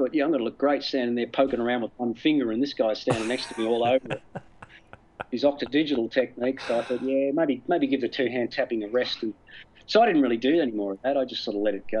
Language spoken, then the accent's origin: English; Australia; moved away as an adult; also born or lived in United States; I'm an Australian, all my family are here